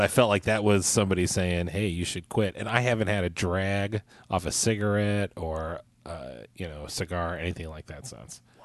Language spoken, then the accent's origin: English; Kansas, United States; moved away; I'm from Kansas